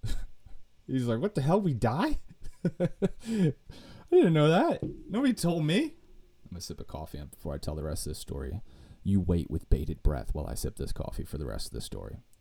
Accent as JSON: {"language": "English", "country": "United States", "said": "I'm an American"}